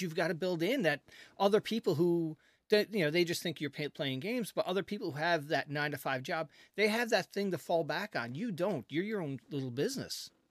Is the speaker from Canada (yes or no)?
yes; Canada; I'm a Canadian